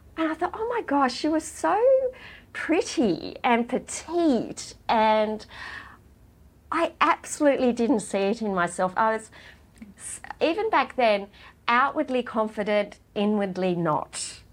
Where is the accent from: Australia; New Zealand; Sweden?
Australia; Gunnedah, New South Wales; now in Sydney, Australia; I grew up in Gunnedah